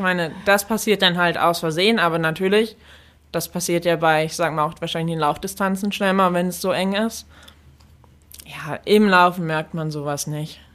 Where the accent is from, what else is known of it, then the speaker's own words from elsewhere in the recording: Germany; moved away as an adult; also born or lived in United States; als Deutscher